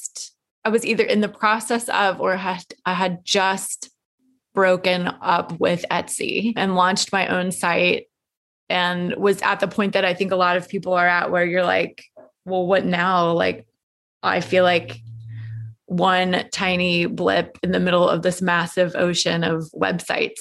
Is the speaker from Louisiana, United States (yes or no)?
no; Atlanta, Georgia, United States; moved away as an adult; also born or lived in New York City; relocated to Atlanta, which is my hometown and where I live now.